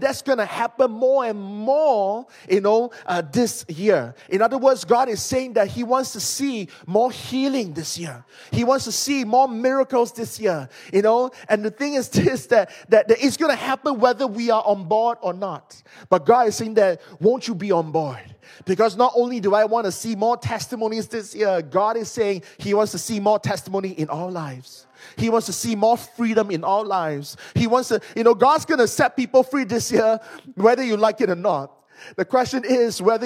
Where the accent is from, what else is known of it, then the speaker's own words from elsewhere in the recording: Malaysia; I'm from Malaysia.